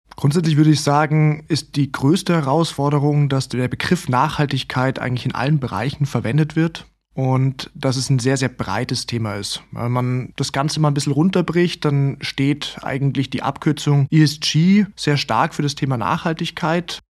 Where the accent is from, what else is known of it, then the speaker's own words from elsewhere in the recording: Southern Germany, Germany; als Süddeutscher